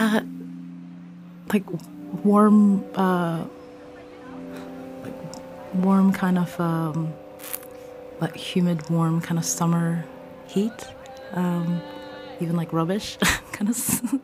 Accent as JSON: {"language": "English", "country": "Ireland", "tie": "born or raised there", "also_born_or_lived": "Govanhill, Glasgow", "moved": "yes", "said": "I grew up in Ireland, but my kind of alternate summers were in Hong Kong"}